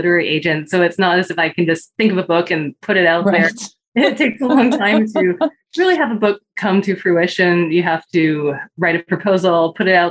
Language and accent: English; Vancouver, British Columbia, Canada; also born or lived in Hong Kong / Japan; I grew up in Vancouver, Canada, so a very different world.